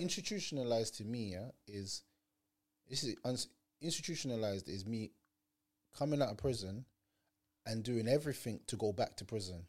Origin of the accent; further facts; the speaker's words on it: Jamaica; now in London, United Kingdom; I'm Jamaican